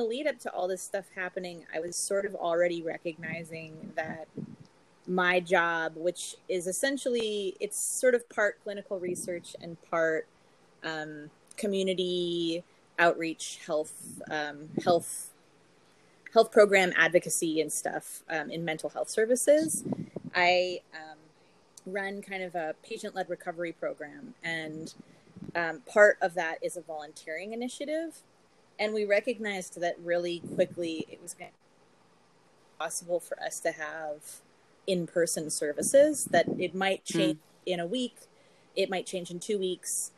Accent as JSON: {"language": "English", "town": "Los Angeles", "region": "California", "country": "United States", "moved": "as an adult", "lives_now": "Montreal, Canada", "said": "I am from Los Angeles, and I moved here from LA about 15 years ago."}